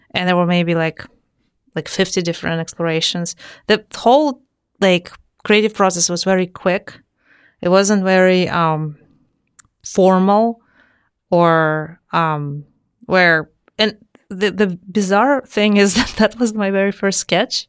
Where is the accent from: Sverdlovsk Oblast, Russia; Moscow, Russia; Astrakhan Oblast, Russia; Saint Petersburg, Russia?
Saint Petersburg, Russia; moved away; I'm from Saint Petersburg, Russia. So I was born there, uh, in a family of engineers.